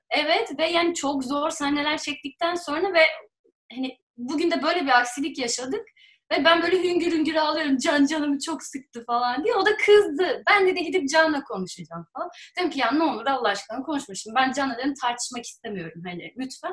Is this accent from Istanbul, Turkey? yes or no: no; Bursa, Turkey; ben Bursa'da büyüdüm